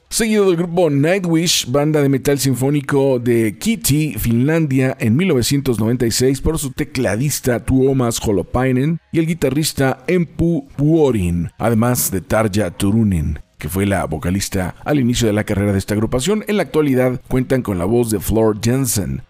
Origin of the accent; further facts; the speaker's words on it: Mexico; en nuestro país, en nuestro bello México